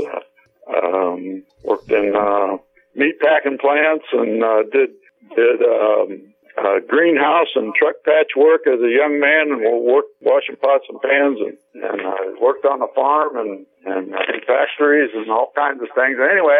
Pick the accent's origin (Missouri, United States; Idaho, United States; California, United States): Missouri, United States; also born or lived in St. Louis; Well, originally I'm from Missouri, South Missouri, actually, and I lived quite a few places in my adolescent years.